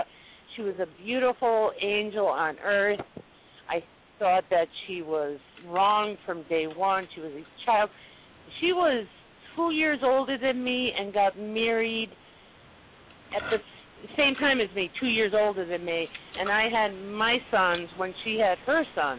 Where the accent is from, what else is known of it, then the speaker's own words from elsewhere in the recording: Belfast, Northern Ireland, United Kingdom; I'm Irish